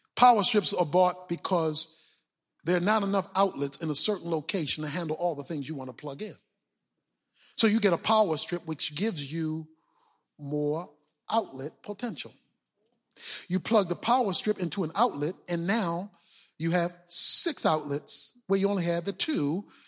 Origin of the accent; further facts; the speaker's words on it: Baltimore, Maryland, United States; When I was growing up in Baltimore